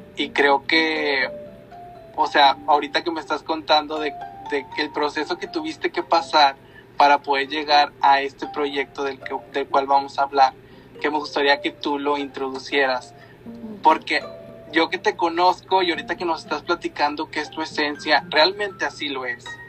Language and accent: Spanish; Linares, Nuevo León, Mexico; Gaby y yo somos de Linares